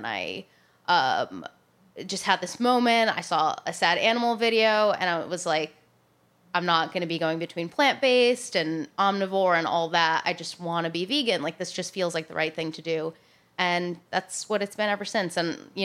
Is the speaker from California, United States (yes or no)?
no; central suburban Connecticut, United States; also born or lived in New Jersey / Italy; And then we spent the rest of the time in Connecticut, in central suburban Connecticut